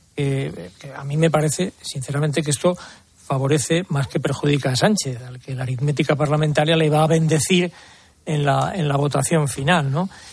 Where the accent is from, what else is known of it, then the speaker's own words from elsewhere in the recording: Madrid, Community of Madrid, Spain; yo no cambio mi Madrid por nada